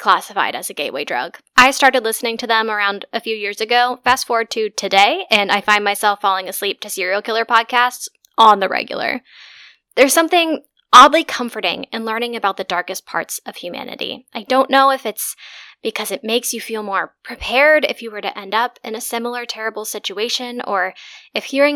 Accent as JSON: {"language": "English", "country": "United States", "moved": "as an adult", "lives_now": "Germany", "said": "I am an American expat living in Germany."}